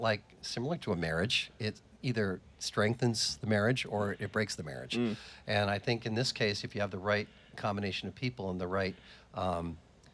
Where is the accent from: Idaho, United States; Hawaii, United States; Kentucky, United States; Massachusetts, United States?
Massachusetts, United States; western; I grew up in the western part of Massachusetts